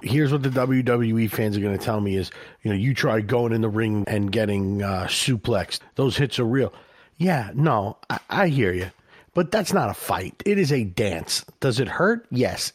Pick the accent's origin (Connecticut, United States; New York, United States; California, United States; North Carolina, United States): New York, United States; we're from New York, and it's crazy here